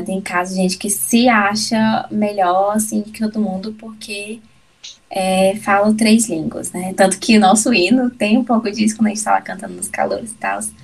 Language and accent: Portuguese; Brasília, Federal District, Brazil; eu nasci em Brasília, mas a minha família é baiana